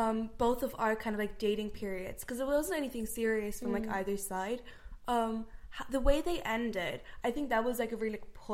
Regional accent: Germany; now in Ireland; I'm from Germany.

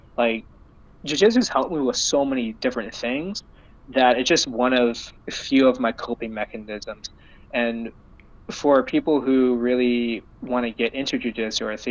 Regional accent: Surrey, British Columbia, Canada; I'm born and raised in Surrey, BC, or Vancouver, BC.

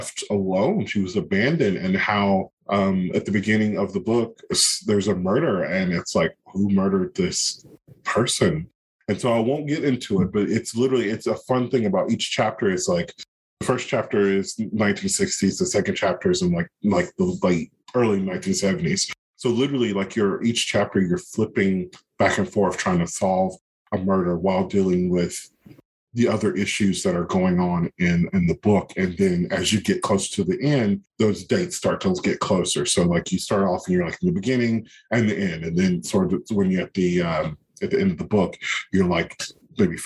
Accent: North Carolina, United States; born or raised there

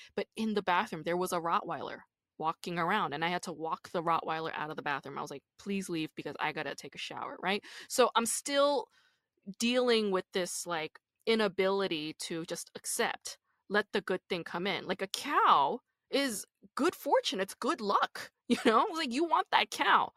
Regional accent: Busan, South Korea; I'm from Busan

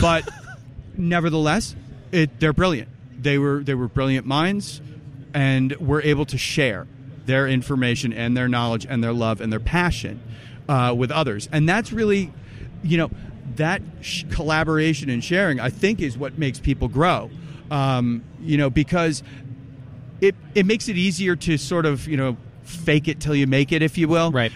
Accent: New Jersey, United States; also born or lived in Massachusetts; now in New Hampshire, United States; I'm originally from New Jersey, yep. born and bred. Well, I was actually born in Mass, so I'm a masshole, but also from New Jersey. Then moved to New Hampshire

